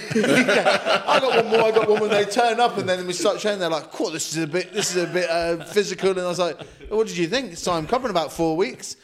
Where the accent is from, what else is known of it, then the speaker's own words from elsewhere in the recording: Guernsey; I'm from Guernsey, from Jersey